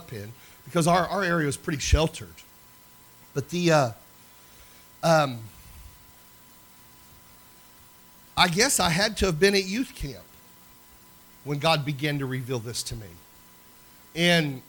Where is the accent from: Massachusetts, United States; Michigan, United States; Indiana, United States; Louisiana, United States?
Indiana, United States; Crawfordsville; Crawfordsville, Indiana, my hometown, where I kind of grew up. We moved to the Midwest. I moved to Crawfordsville area, and it's where I went to high school and middle school